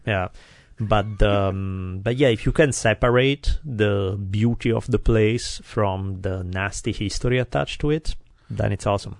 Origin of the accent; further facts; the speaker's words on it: Italy; English is a second language; now in United States; growing up in Italy when I'm ten years old